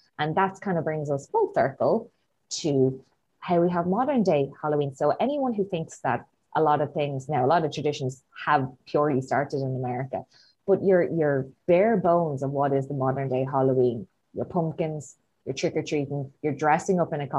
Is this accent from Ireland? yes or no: yes; Drogheda, Leinster, Ireland; I grew up in Drogheda with you guys, yet for my childhood, I never did trick-or-treating because I didn't live in the States.